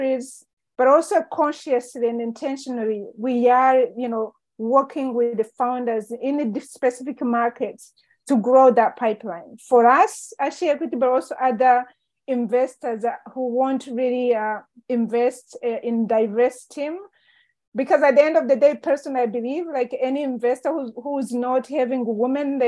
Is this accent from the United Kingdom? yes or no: no; Rwanda; I was born and raised in Rwanda and growing up in Rwanda